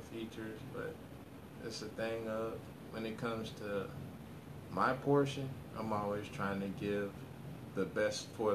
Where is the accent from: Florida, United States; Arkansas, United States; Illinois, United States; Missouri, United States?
Florida, United States; Orlando; I'm from Orlando, Florida, born and raised